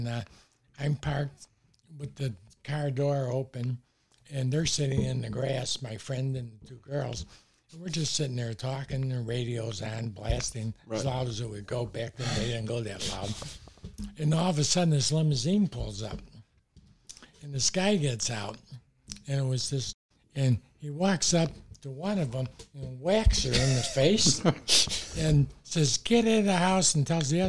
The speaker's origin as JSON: {"language": "English", "town": "Oak Park", "region": "Illinois", "country": "United States", "tie": "born or raised there", "said": "Growing up in Oak Park, that's when they were building the Eisenhower Expressway."}